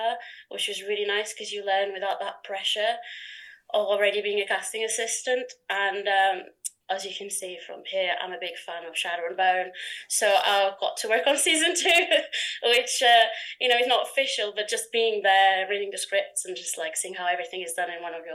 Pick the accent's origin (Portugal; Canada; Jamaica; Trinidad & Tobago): Portugal; moved away as an adult; also born or lived in Norwich, England; now in England; I come from Portugal